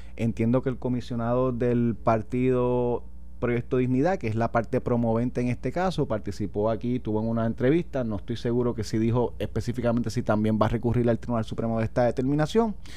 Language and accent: Spanish; Vega Baja, Puerto Rico; now in Guaynabo, Puerto Rico; yo vivo ahora en Guaynabo, soy de Vega Baja